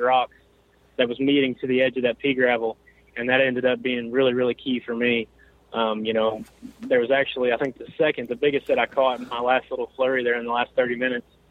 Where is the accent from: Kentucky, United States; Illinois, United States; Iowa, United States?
Kentucky, United States; Elizabethtown; I'm from Elizabethtown, Kentucky.